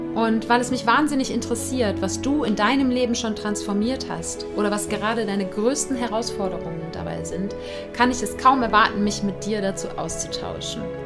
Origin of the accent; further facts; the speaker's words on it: Germany; bei uns in Deutschland